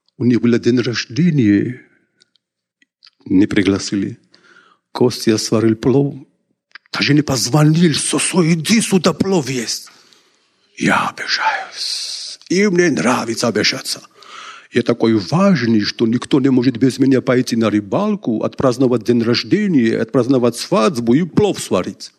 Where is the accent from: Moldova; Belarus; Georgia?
Georgia; я из Грузии